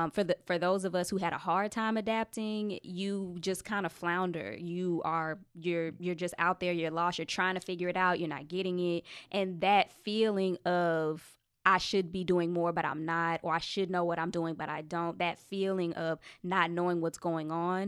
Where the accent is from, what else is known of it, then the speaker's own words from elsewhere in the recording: Texas, United States; So I'm from Texas, so a lot of the stuff I write is about the places that I've lived.